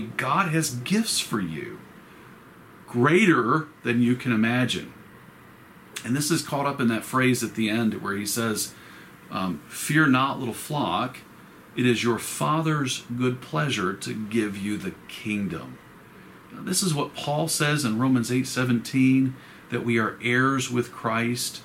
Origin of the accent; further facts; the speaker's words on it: Roswell, United States; when I grew up in Roswell, there was honeysuckle growing in the backyard